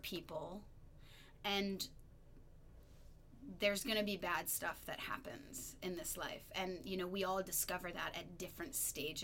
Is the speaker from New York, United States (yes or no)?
yes; upstate New York, United States; moved away as an adult; also born or lived in Chicago; I'm from upstate New York